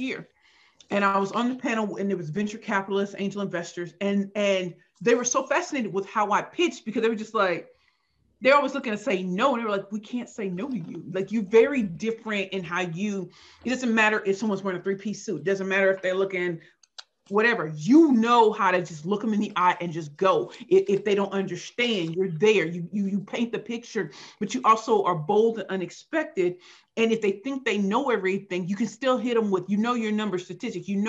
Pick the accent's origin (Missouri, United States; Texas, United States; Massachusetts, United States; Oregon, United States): Missouri, United States; St. Louis; now in Brooklyn, New York, United States; I grew up in St. Louis, Missouri, and it was rough life.